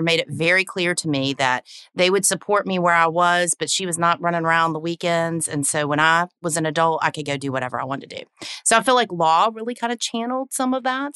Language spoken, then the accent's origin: English; the South, United States; accent: Southern; I'm born and raised in the South. Don't know if you can tell from the accent